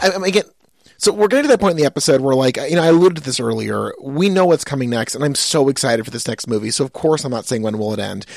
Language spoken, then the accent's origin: English; Pittsfield, Massachusetts, United States; moved away; I'm from Pittsfield, Massachusetts.